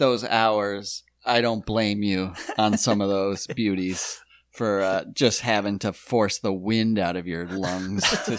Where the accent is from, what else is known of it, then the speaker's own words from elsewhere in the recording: South Dakota, United States; And I was like, I was like South Dakota.